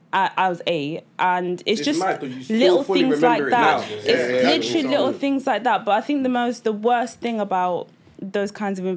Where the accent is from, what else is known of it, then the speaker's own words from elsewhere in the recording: Grimsby, Yorkshire and the Humber, United Kingdom; also born or lived in Nigeria; I moved here when I was 3. I was born in Nigeria. And then we moved to Grimsby. Like it's the vibe is in the name. Yeah, it's grim.